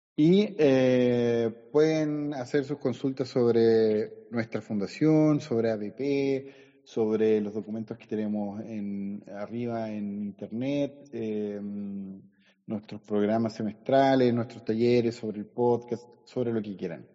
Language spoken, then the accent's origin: Spanish; San Fernando, O'Higgins, Chile; also born or lived in Valparaíso; now in Las Cruces, Chile; yo soy de San Fernando